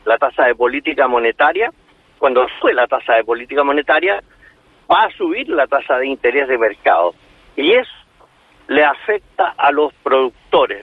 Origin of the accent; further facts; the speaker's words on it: Chile; aquí en Chile